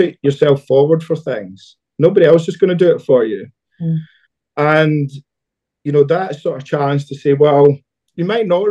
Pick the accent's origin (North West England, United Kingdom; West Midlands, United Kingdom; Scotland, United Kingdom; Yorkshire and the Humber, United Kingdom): Scotland, United Kingdom; near Glasgow; so I grew up near Glasgow